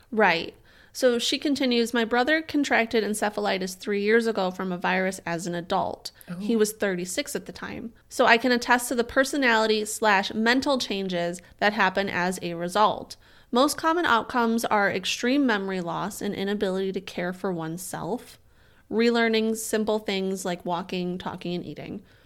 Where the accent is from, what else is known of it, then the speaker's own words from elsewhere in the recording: Chicago, Illinois, United States; I'm from the Chicago area